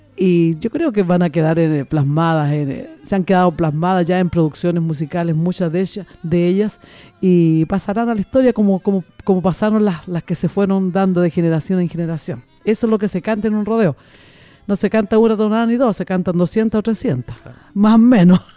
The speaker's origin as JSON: {"language": "Spanish", "town": "Constitución", "region": "Maule", "country": "Chile", "tie": "born or raised there", "said": "de la localidad de donde soy yo, que es de Constitución, Constitución la perla del Maule"}